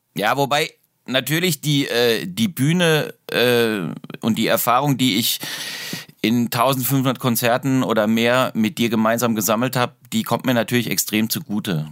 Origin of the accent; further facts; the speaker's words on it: Darmstadt, Hesse, Germany; moved away as an adult; also born or lived in Heidelberg; now in Weinheim, Germany; Ich bin in Darmstadt aufgewachsen